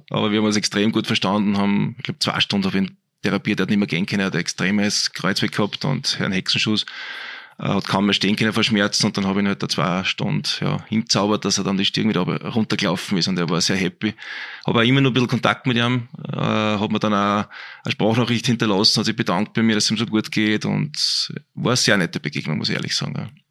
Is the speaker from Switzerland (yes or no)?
no; Altheim, Upper Austria, Austria; also born or lived in Braunau am Inn; now in Linz, Austria; Ich bin ja eigentlich vom Land, bin aus dem Innviertel, aus Altheim, ist mein mhm. Elternhaus, geboren in Brauner damals und bin mit 14 Jahren eben wegen Leistungssport nach Linz gezogen